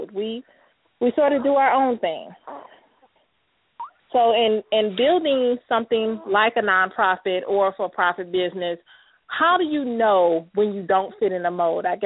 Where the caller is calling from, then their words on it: Mesa, Arizona, United States; I'm calling from Mesa, Arizona.